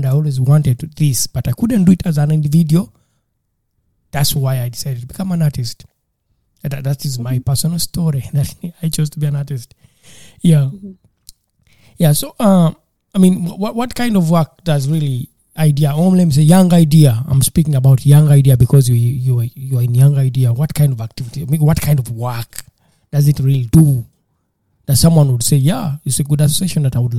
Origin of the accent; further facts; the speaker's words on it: Uganda; where I come from, Uganda, that's my home country, and traveling is not easy.